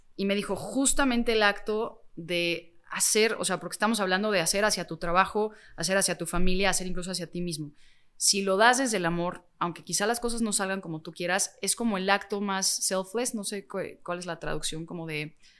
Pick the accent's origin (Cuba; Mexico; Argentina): Mexico